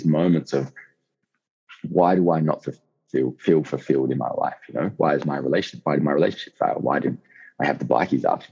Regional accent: Outback, Australia; I'm an Aussie hooligan, I guess you could say. You know, I grew up in outback Australia

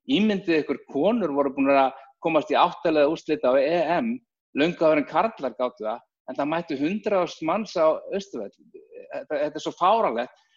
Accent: Reykjavík, Capital Region, Iceland; ólst þannig upp bara í Reykjavík

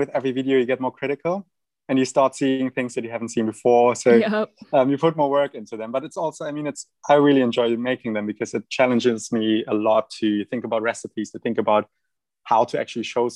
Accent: Germany; accent: German; that's my German accent.

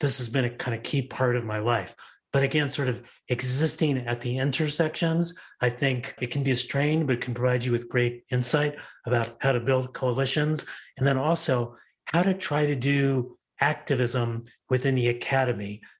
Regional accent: Los Angeles, California, United States; also born or lived in New York; I wound up growing up in Los Angeles

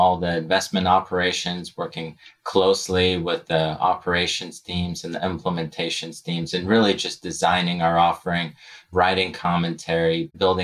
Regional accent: Novosibirsk, Novosibirsk Oblast, Russia; now in United States; I was born and raised in Novosibirsk, Russia.

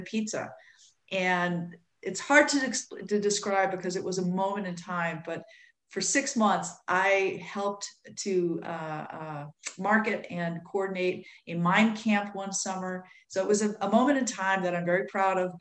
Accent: California, United States; moved away as an adult; now in Ann Arbor, United States; I'm from California.

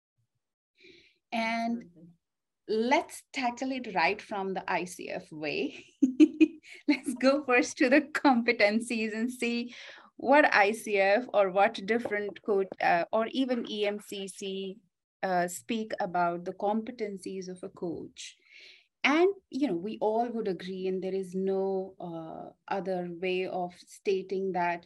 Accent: India; growing up in India

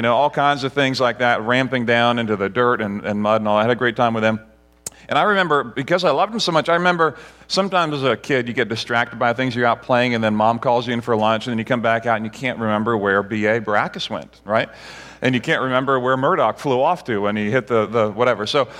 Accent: Barbados; So in Barbados, where I grew up, we had one TV channel that only played a few hours a day.

